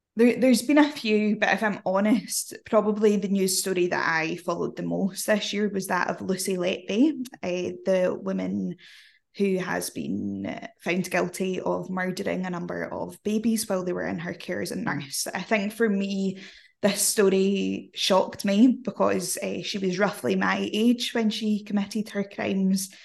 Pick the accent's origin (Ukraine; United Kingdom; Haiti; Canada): United Kingdom; Scotland; accent: Glaswegian; I'm Scottish